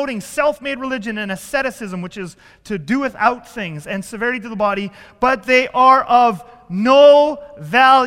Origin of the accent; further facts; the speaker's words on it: Southern Ontario, Canada; I grew up in Southern Ontario with this church plant